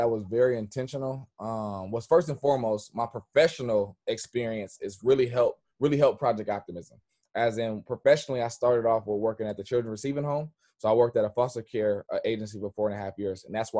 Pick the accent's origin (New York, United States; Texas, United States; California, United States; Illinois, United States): California, United States; Richmond; I am from Richmond, California. Okay. But I've been all the way up 80. So I lived in Oakland, from Richmond, South Richmond.